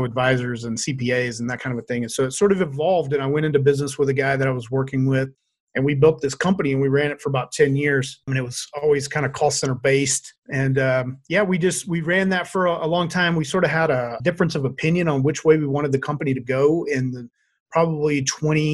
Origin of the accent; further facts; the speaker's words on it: Louisiana, United States; moved away as an adult; now in Boise, United States; I grew up in Louisiana, but I moved out here to Boise and I've been here ever since